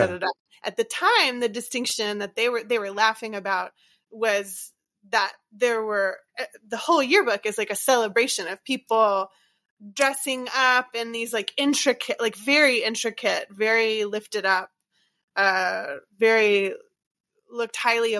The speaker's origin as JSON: {"language": "English", "region": "Louisiana", "country": "United States", "said": "And I knew that I was from Cancer Alley"}